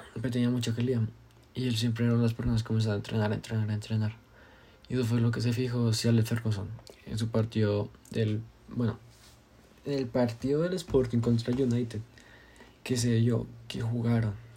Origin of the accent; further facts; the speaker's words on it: Colombia; yo soy colombiano